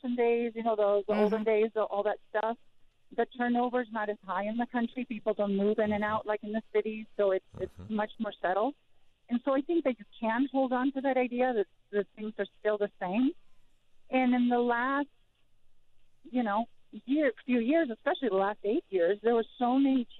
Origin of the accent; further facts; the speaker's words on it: Costa Rica; now in Henry County, Kentucky, United States; I'm actually from Costa Rica, but I've been living in rural Kentucky for 13 years